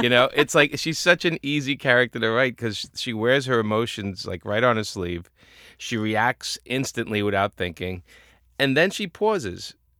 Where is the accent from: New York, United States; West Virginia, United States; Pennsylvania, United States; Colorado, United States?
New York, United States; being a New Yorker